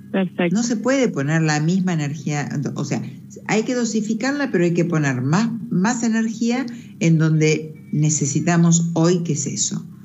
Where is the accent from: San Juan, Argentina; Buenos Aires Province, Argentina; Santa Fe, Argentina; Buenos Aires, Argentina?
San Juan, Argentina; Soy de San Juan.